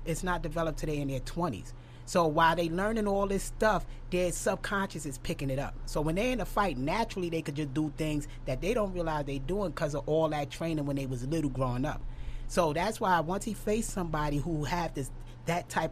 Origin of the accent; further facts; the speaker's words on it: New York City, New York, United States; I'm still from Brooklyn.